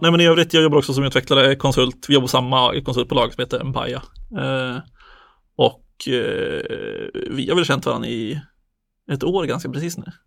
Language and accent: Swedish; Söderhamn, Gävleborg County, Sweden; now in Stockholm, Sweden; bor i Stockholm, kommer från Söderhamn